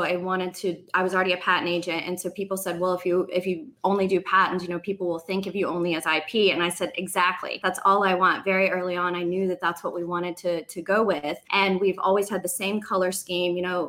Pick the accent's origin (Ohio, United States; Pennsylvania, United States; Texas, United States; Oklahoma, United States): Oklahoma, United States; now in Florida, United States; I'm from Oklahoma, so I do go back to the Midwest or Southwest quite a bit.